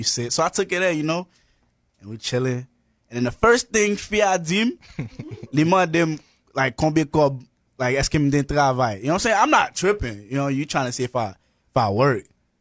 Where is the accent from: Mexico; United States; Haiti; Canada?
Haiti; I'm from Haiti.